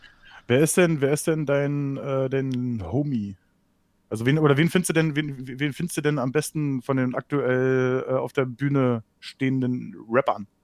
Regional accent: East Germany, Germany; ich komme aus dem Osten, aber ich komme nicht aus Sachsen

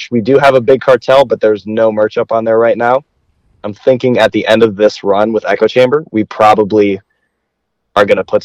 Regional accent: Bristol, Connecticut, United States; also born or lived in Terryville, Connecticut / Springfield, Massachusetts; I was born in Bristol, Connecticut. I live in Terryville, Connecticut now and have since I was a kid. I've never left.

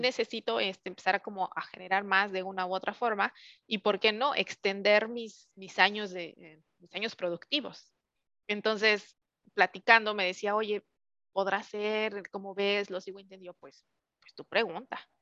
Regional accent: Mexico City, Mexico; moved away as an adult; also born or lived in Querétaro; now in California, United States; soy 100% chilanga. Primero emigré a Querétaro hace ya 12 años

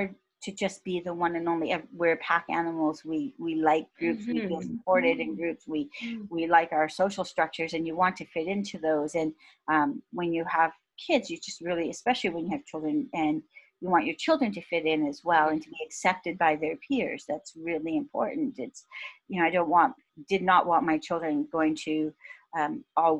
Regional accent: Cambridge, Ontario, Canada; English is a second language; moved away as an adult; also born or lived in Karachi, Pakistan / Ottawa, Canada; I grew up in Cambridge.

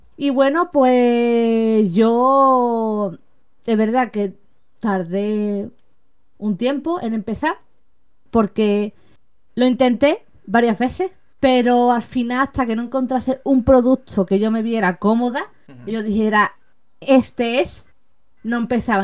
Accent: Seville, Andalusia, Spain; tengo 32 años, soy de Sevilla

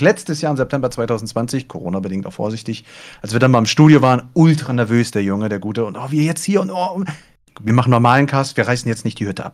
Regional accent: Germany; ich komme ja aus Hamburg, aus Schleswig-Holstein oben

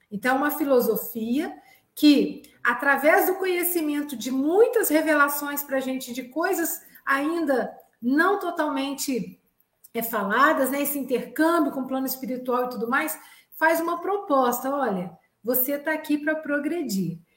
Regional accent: Minas Gerais, Brazil; eu também sou mineira. Mineiros é bom demais da conta.

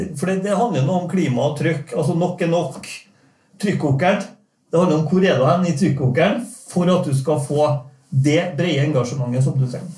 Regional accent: Norway; Jeg er jo norsk

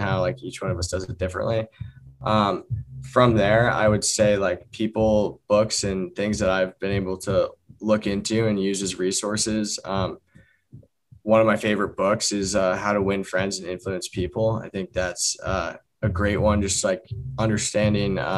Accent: Vermont, United States; I grew up in Vermont

